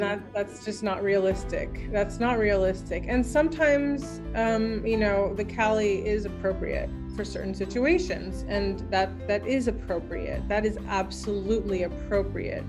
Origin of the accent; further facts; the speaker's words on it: Ashland, Oregon, United States; I'm from Ashland